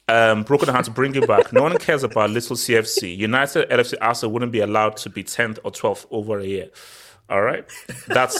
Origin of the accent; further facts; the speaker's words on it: Nigeria; I'm speaking as a Nigerian